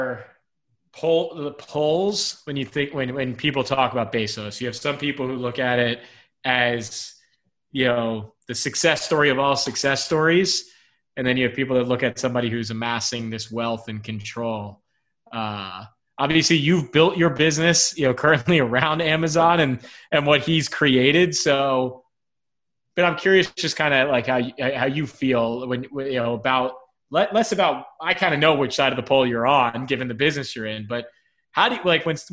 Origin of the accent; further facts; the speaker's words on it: South Florida, United States; we're both from South Florida